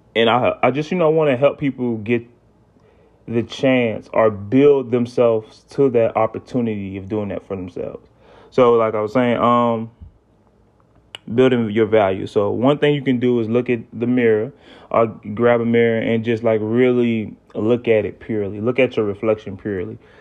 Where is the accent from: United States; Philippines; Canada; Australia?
United States; South Carolina; I'm from the South, right? I'm from South Carolina